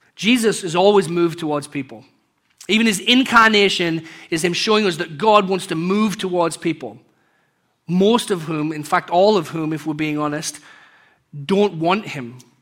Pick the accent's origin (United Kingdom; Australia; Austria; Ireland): United Kingdom; England; moved away; growing up in England